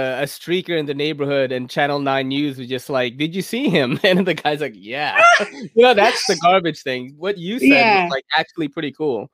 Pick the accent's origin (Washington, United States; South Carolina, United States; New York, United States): New York, United States; New York City; As a New Yorker